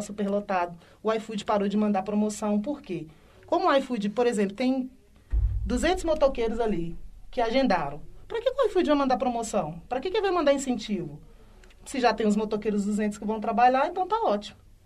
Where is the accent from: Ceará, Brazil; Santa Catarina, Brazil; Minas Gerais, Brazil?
Minas Gerais, Brazil; Belo Horizonte; sou residente aqui de Belo Horizonte, moro na região do Barreiro.